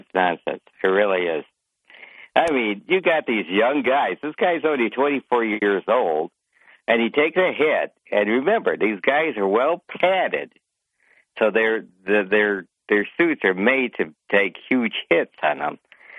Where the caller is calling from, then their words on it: Kirkwood, United States; from Kirkwood.